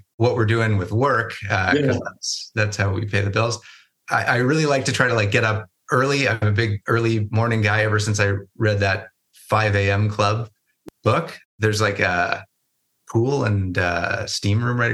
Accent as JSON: {"language": "English", "town": "Toronto", "region": "Ontario", "country": "Canada", "tie": "born or raised there", "also_born_or_lived": "Victoria / Kamloops", "moved": "as an adult", "lives_now": "Vancouver, Canada", "said": "I grew up in Toronto"}